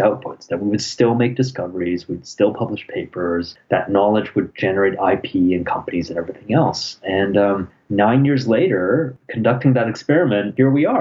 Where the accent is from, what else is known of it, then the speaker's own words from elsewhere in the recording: Toronto, Ontario, Canada; also born or lived in England; now in Ottawa, Canada; I was born in England, but I grew up in Toronto pretty much.